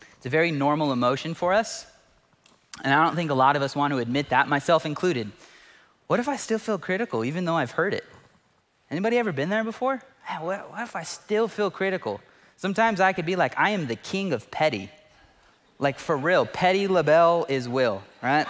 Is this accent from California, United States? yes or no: yes; Fresno, California, United States; I lived in Fresno, born and raised in Fresno